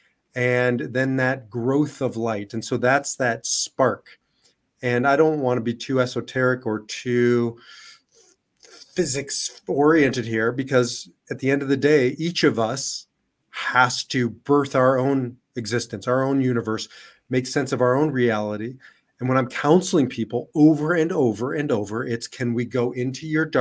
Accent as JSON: {"language": "English", "country": "Israel", "moved": "yes", "lives_now": "United States", "said": "I'm Israeli and I'm an American"}